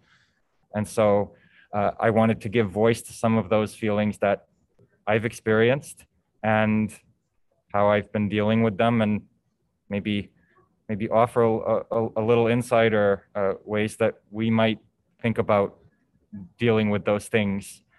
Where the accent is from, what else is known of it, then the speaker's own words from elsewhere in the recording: Boston, Massachusetts, United States; moved away as an adult; now in New York City, United States; I'm originally from the Boston area in Massachusetts, and I came to New York City about 5 years ago